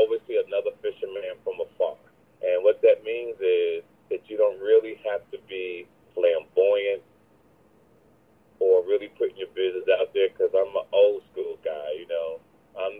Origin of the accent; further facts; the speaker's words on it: Jersey City, New Jersey, United States; I'm originally from Jersey City, New Jersey